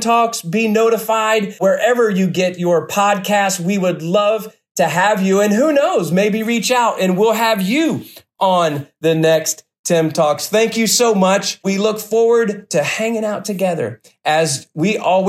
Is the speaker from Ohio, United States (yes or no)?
yes; Cincinnati, Ohio, United States; I'm from the Cincinnati area